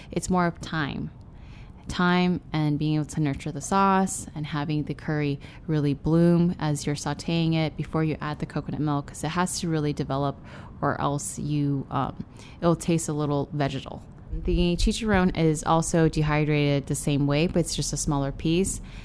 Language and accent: English; Denver, Colorado, United States; also born or lived in San Francisco, California; now in Austin, United States; By the time I was about to start school in kindergarten is when they decided to move to Denver